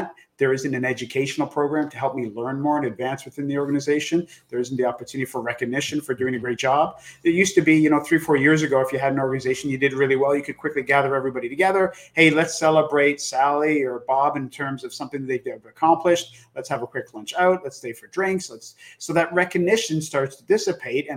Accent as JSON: {"language": "English", "country": "Canada", "said": "as a Canadian, we called it elementary school"}